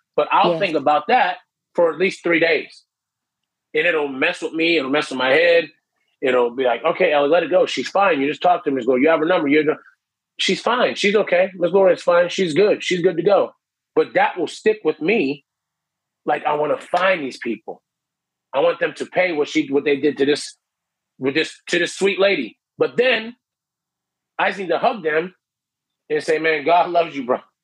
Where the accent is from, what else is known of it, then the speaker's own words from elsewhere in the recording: Canton, Ohio, United States; moved away as an adult; now in Orlando, United States; I'm from Ohio originally, Canton, Ohio